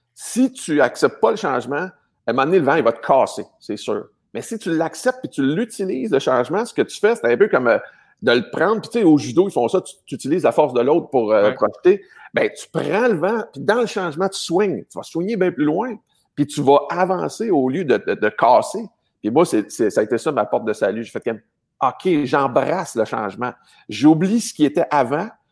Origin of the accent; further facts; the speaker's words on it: Montreal, Quebec, Canada; on vient du Québec, tu sais, Montréal